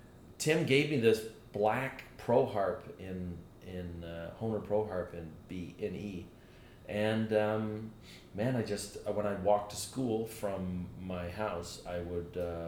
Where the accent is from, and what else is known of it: Canada; born or raised there; also born or lived in Manchester, England / Dublin, Ireland